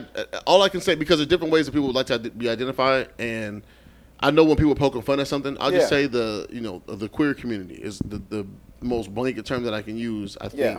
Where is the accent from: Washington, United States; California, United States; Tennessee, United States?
Washington, United States; Seattle; growing up in Seattle, where we're pretty fucking, I don't want to say progressive, but we're pretty open to different lifestyles